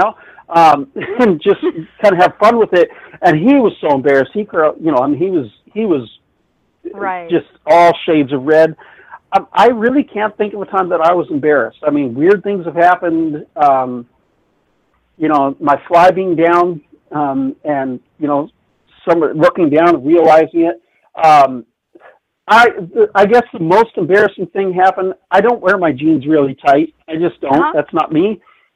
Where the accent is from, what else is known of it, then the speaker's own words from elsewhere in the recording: Yorba Linda, California, United States; moved away; also born or lived in Bath, Michigan / Alaska; I grew up in Orange County, California. I grew up in Yorba Linda